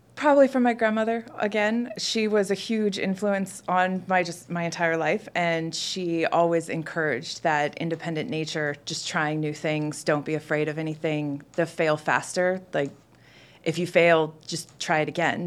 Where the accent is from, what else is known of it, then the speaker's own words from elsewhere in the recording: Pacific Northwest, United States; now in Atlanta, United States; I'm currently based in Atlanta, And I am from the Pacific Northwest. That's where I've spent the last fifteen years